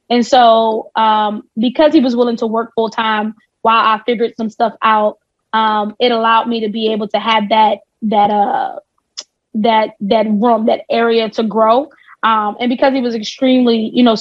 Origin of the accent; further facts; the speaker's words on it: New Jersey, United States; Jersey. I'm, I am a Jersey.